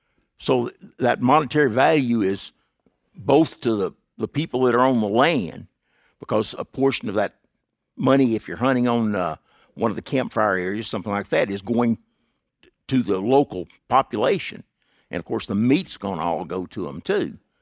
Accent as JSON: {"language": "English", "region": "Texas", "country": "United States", "tie": "born or raised there", "said": "East Texas."}